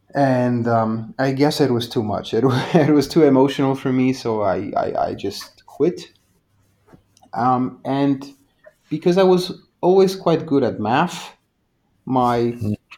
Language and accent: English; Poland; I'm from Poland. So back in the 90s, it was a bit of a wild east here.